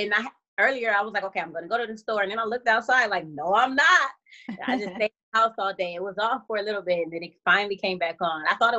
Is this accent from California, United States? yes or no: no; Rochester, New York, United States; So I am from Rochester, New York. I'm still in Rochester, New York. It's upstate, way far from New York City.